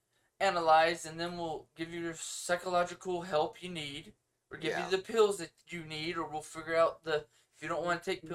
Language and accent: English; United States; I'm American